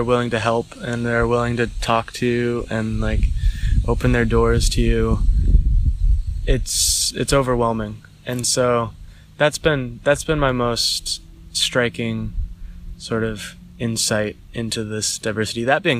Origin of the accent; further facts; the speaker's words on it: Idaho, United States; moved away as an adult; also born or lived in San Francisco; now in Colorado, United States; I grew up in Idaho, kind of a suburban lifestyle. I never really grew up religious. My dad's atheist, my mom's Catholic, but didn't really go to church at all. And then I left Idaho to go to the big city.